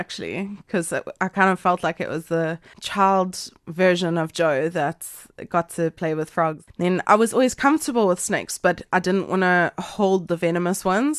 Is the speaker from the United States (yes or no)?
no; Durban, KwaZulu-Natal, South Africa; Born in 1992. Yeah. I'm a 92 baby. I grew up in like Glen Hills in Durban North, so we didn't get a lot of snakes there